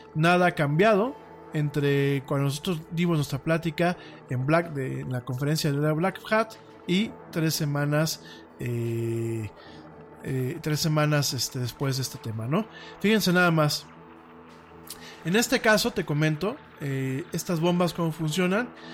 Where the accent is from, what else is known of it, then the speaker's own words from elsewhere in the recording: Mexico; en mi país